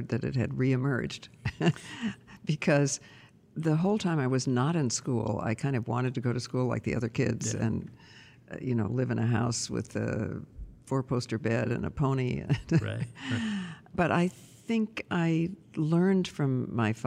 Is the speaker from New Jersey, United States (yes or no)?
no; Toledo, Ohio, United States; I was born in Toledo, Ohio.